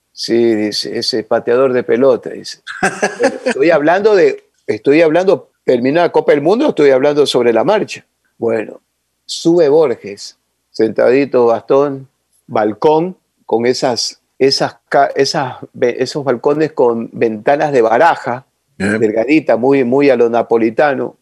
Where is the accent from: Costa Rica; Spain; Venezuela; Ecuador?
Ecuador; Yo soy ecuatoriano y toda esta gente ecuatoriana